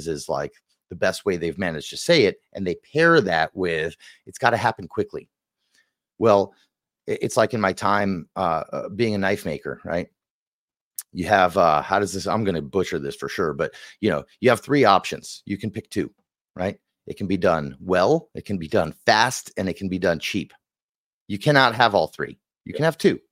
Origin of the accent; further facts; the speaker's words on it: Israel; I'm from Israel